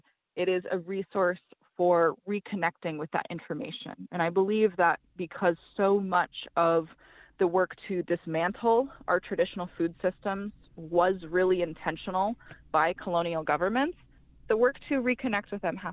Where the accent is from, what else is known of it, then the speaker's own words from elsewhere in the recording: Montana, United States; I was raised in Montana on and near the Blackfeet Reservation where I live today.